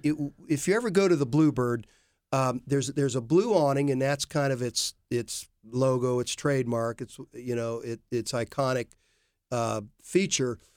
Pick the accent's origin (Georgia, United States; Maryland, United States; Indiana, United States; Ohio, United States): Ohio, United States; Worthington; I grew up with David in Worthington